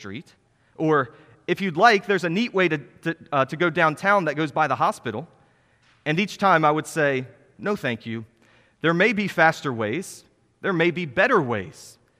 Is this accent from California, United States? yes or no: no; Iowa, United States; I grew up in Iowa. It was flat, and most of the roads were in a grid.